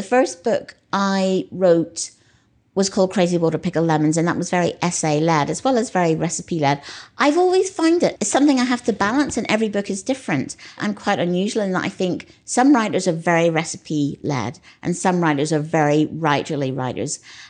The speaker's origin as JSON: {"language": "English", "region": "Northern Ireland", "country": "United Kingdom", "tie": "born or raised there", "moved": "yes", "said": "I think that's because I was brought up in Northern Ireland. It's not hard to understand at all. I was brought up in this very tiny place where there was nothing exotic and where I didn't travel until I was 15."}